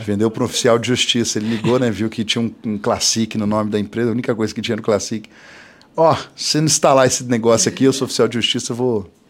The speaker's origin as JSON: {"language": "Portuguese", "town": "Ourinhos", "region": "São Paulo", "country": "Brazil", "tie": "born or raised there", "moved": "yes", "lives_now": "Londrina, Brazil", "said": "eu nasci em Ourinhos, interior de São Paulo"}